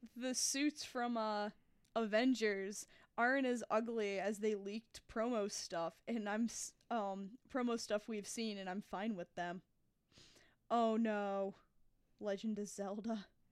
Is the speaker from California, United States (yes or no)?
no; Florida, New York, United States; I grew up in Orange County, New York, in the town of Florida